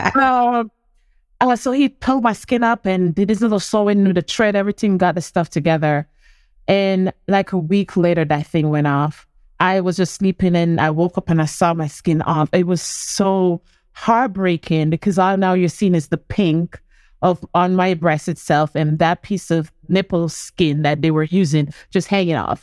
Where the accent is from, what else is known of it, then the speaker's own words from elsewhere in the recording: Portland, Jamaica; I'm from country, I've come from Portland